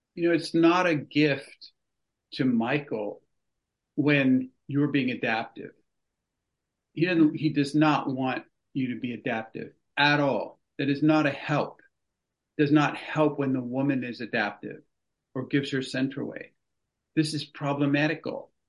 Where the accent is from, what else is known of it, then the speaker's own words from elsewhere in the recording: California, United States; moved away as an adult; I grew up in California.